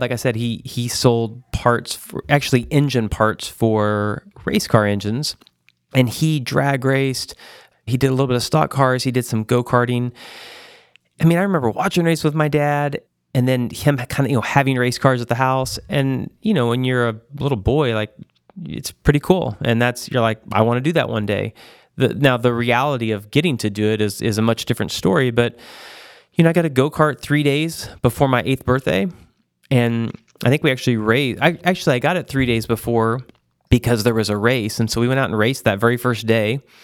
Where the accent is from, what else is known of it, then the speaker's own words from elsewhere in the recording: Joplin, Missouri, United States; I grew up in, uh, a town, Joplin, Missouri